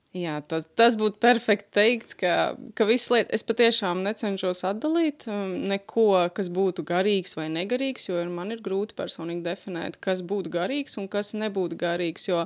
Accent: Liepāja, Kurzeme, Latvia; mēs esam mācītāji Liepājā, esam no Liepājas

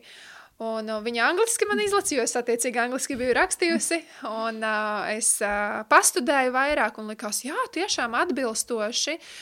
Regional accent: Riga, Latvia; esmu no Rīgas

